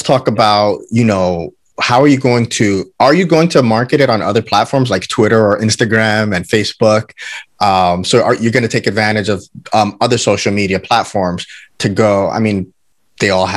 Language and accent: English; New York, United States; I'm a New Yorker